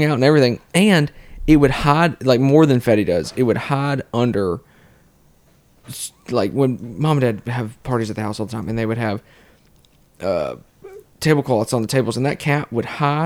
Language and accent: English; Bellevue, Tennessee, United States; I grew up in Bellevue